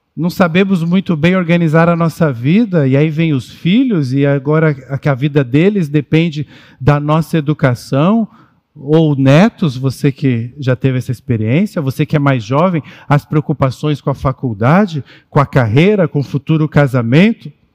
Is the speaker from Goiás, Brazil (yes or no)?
no; São Paulo, Brazil; Nós somos paulistanos